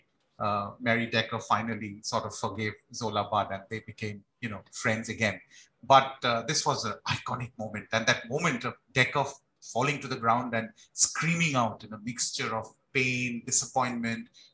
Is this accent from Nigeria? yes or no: no; India; I'm from India.